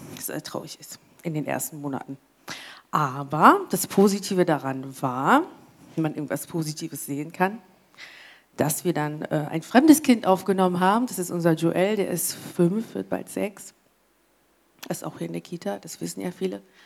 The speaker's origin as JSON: {"language": "German", "region": "England", "country": "United Kingdom", "second_language": "German", "moved": "as an adult", "lives_now": "Germany", "said": "ich komme ja aus England und da muss ich halt äh, nach Deutschland ziehen, habe ich ja gemacht, deswegen bin ich ja hier"}